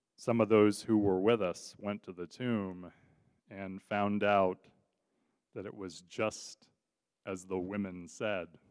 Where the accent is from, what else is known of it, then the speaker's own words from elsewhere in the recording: Southern California, United States; moved away as an adult; also born or lived in Kansas; now in Detroit, United States; I grew up in Southern California. Um, I'm a Southern California native